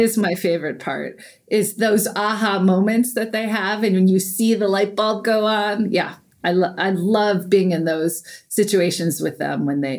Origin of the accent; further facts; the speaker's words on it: Iowa, United States; Like, I come from Iowa. There's plenty of space in Iowa, right?